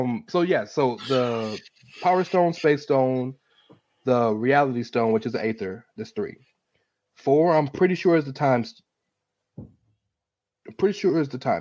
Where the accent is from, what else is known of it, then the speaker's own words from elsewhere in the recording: United States; I'm American